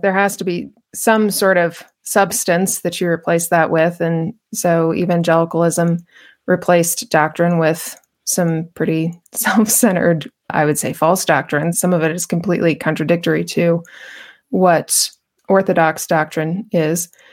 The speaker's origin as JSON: {"language": "English", "town": "Albuquerque", "region": "New Mexico", "country": "United States", "tie": "born or raised there", "said": "I was born and raised in Albuquerque, New Mexico"}